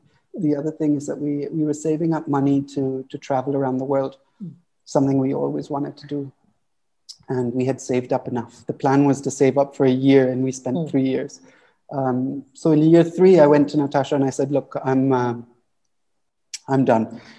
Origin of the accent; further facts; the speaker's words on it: Auroville, Tamil Nadu, India; life growing up in Oroville is wonderful